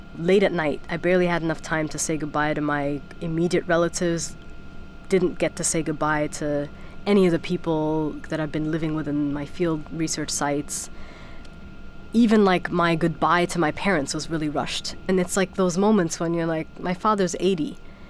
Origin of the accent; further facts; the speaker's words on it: Germany; also born or lived in Sudan; I was born in Germany. My father was studying in Germany, and I grew up for part of my life in Germany. So I actually never lived in Sudan.